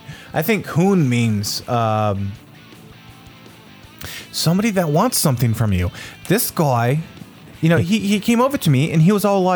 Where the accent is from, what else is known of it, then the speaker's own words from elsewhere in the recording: Australia; We are from Australia. You guys have to enjoy our beaches, okay?